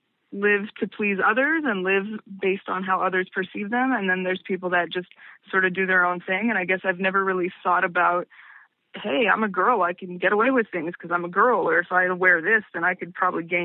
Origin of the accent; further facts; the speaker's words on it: Montreal, Quebec, Canada; Yeah, I was born in Montreal, and I've lived in Montreal my entire life, and totally lived in like one house until I moved into my apartment a few years ago.